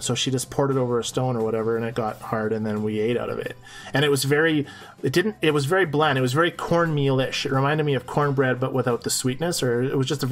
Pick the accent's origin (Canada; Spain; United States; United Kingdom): Canada; I'm Canadian